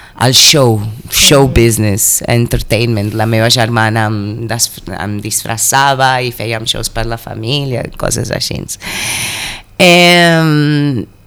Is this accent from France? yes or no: no; Mozambique; moved away as an adult; also born or lived in United States / Brazil; now in Catalonia, Spain; vaig marxar de Moçambique, eh, crec que amb 19 anys jo 20, per anar a la Uni als Estats Units